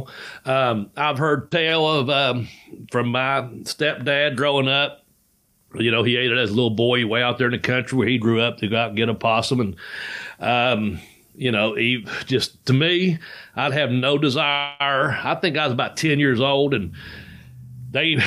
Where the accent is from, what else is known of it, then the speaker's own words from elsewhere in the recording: Ashland, Kentucky, United States; were from Ashland, Kentucky, my hometown